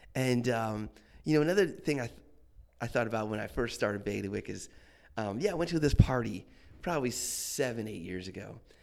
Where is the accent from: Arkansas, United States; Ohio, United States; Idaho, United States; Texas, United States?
Ohio, United States; Akron; moved away as an adult; also born or lived in Boston; now in Washington, D.C., United States; we're from um, yeah the Akron area, Cleveland, Akron